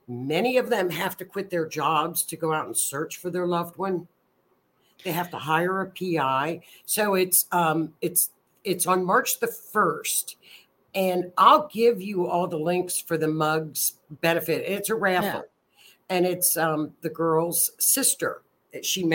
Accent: Kentucky, United States; I'm from Kentucky

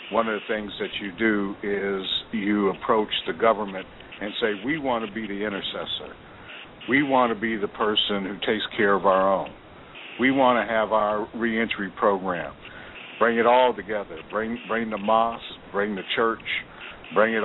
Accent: United States; also born or lived in Africa; I'm an American, but I lived in Africa

